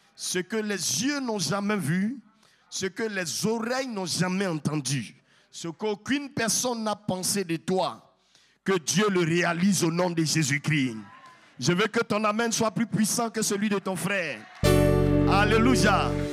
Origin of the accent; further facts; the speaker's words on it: Yamoussoukro, Côte d’Ivoire; je viens de la Côte d'Ivoire, précisément à Yamsokro, la capitale, la plus belle ville au monde